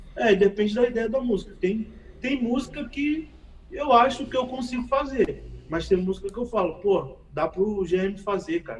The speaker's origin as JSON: {"language": "Portuguese", "region": "Rio de Janeiro", "country": "Brazil", "said": "sou do Rio de Janeiro"}